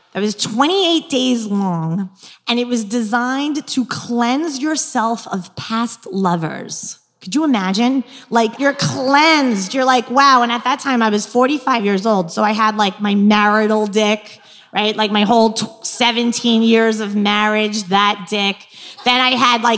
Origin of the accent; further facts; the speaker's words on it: New York, United States; accent: New York; moved away; also born or lived in New Jersey; I'm from New York too